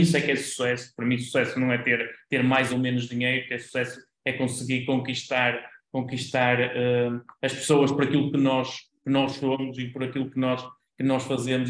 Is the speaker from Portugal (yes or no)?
yes; Vila Nova de Famalicão, Norte, Portugal; eu nasci em, em Vila Nova de Famalicão e, e continuo por cá, na, na cidade